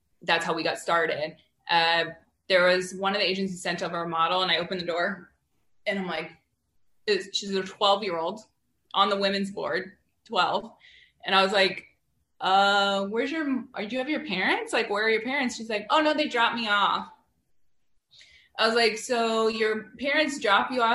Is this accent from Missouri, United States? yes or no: no; Wyoming, United States; moved away; also born or lived in Washington State; I grew up in Wyoming